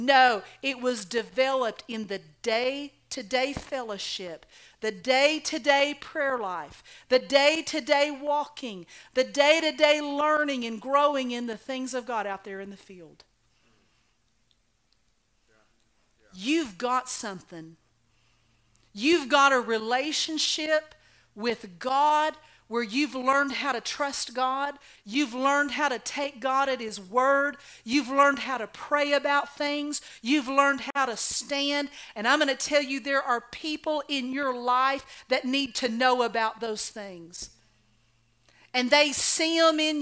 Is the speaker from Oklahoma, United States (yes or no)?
yes; Oklahoma, United States; I was raised in Oklahoma